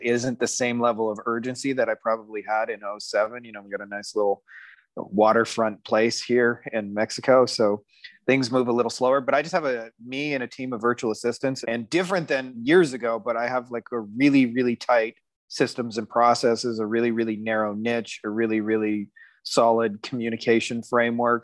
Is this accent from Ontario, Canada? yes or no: yes; Windsor, Ontario, Canada; in my hometown of Windsor, Ontario, Canada